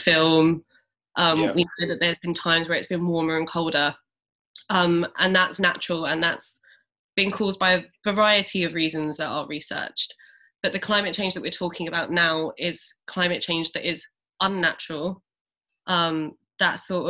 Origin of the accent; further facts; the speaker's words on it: London, United Kingdom; I grew up in Southeast London